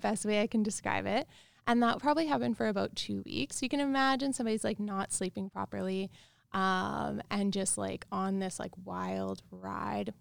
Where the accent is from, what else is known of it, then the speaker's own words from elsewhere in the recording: Regina, Saskatchewan, Canada; I grew up in Regina, Saskatchewan.